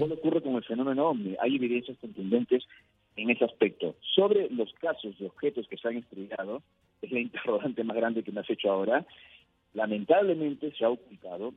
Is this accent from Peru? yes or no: yes; Peru; yo nací en Perú y en mi país